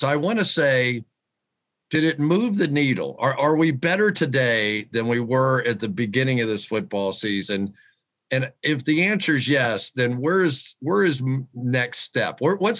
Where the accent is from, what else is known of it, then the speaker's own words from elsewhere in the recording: Florida, United States; moved away; I'm from Florida, so a little return back home wouldn't be all bad for me